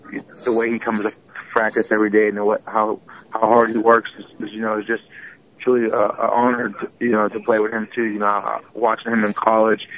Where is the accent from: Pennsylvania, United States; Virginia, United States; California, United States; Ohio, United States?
Pennsylvania, United States; Pittsburgh; I grew up in Pittsburgh